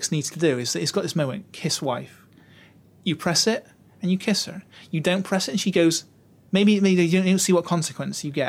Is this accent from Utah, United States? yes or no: yes; Utah, United States; I'm from Utah though. You know, the war really hasn't touched us there. You know, middle